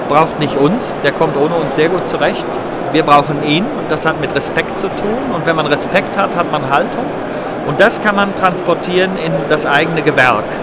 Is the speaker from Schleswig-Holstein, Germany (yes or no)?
no; Bonn, North Rhine-Westphalia, Germany; born there; Ich bin im Rheinland geboren, ich bin in Bonn geboren. So ein Rheinländer hat so ein bisschen Grundoptimismus